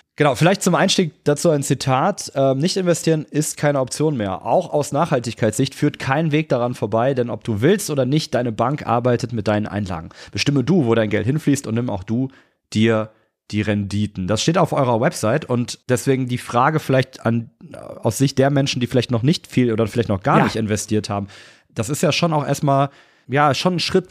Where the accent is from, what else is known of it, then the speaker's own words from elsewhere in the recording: Cologne, North Rhine-Westphalia, Germany; Ich bin ursprünglich Kölner